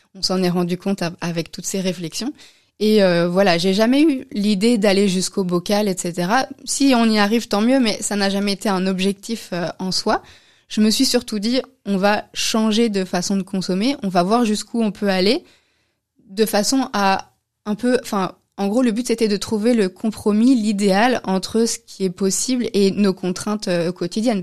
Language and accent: French; France; moved away as an adult; also born or lived in Austria / Belgium; now in Brussels, Belgium; je suis française, je suis française.